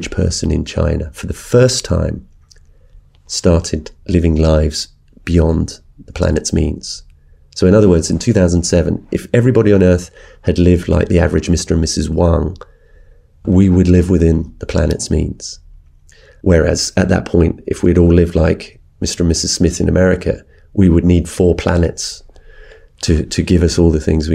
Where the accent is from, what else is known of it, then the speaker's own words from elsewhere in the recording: United Kingdom; addressing this subject from Britain as a British journalist